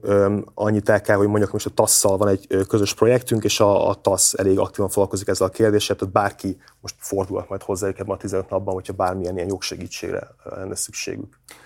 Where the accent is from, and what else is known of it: Miskolc, Borsod-Abaúj-Zemplén, Hungary